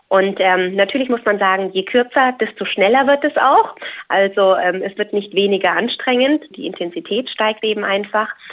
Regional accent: Hawaii, United States; jetzt da, wo ich herkomme, aus Hawaii, auch unter extremen Witterungsverhältnissen mit sehr warm, sehr heiß und äh, sehr schwül.

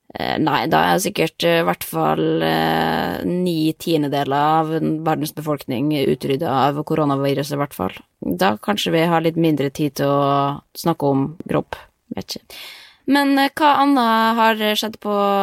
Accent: Norway; moved away; jeg har masse venner hjemme i Norge

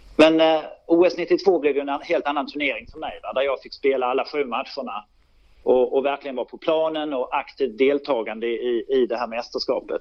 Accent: Lund, Skåne, Sweden; born or raised there; also born or lived in Malmö

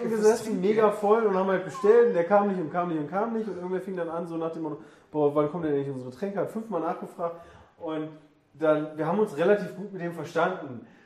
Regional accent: Germany

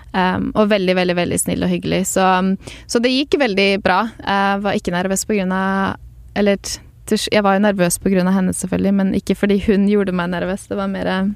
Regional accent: Norway; moved away as an adult; now in Los Angeles, United States; jeg er fra Norge

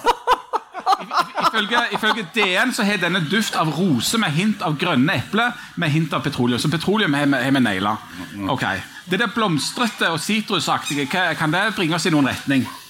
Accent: Bryne, Rogaland, Norway; I Time eh, kommune, der Bryne ligger, der jeg er fra

